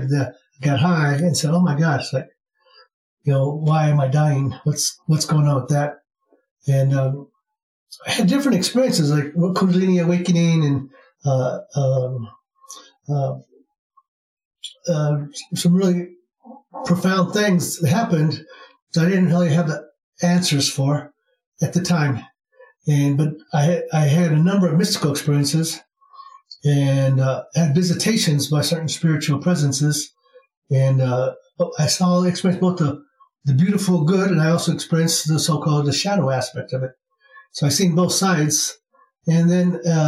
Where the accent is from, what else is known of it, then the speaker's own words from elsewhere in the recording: Iowa, United States; moved away as an adult; now in Sedona, United States; I was born in the Midwest in the state of Iowa